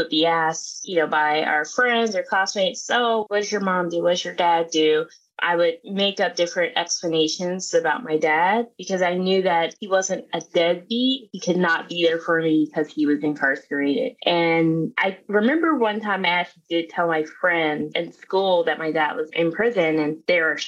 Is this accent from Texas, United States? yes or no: no; South Carolina, United States; I grew up in South Carolina